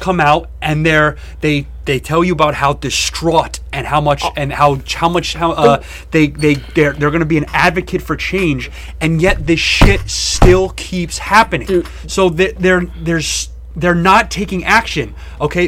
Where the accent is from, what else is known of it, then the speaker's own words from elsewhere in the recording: United States; as an American